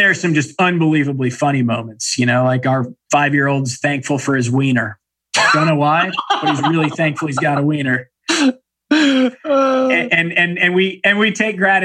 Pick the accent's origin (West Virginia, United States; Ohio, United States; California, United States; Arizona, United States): California, United States; San Diego; when we were kids growing up in San Diego.